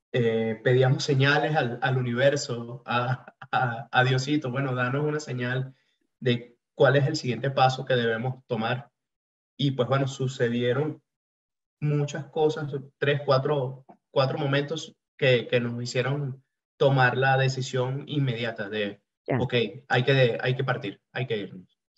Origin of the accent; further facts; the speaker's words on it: Venezuela; moved away; yo me vine hace cuatro años de Venezuela.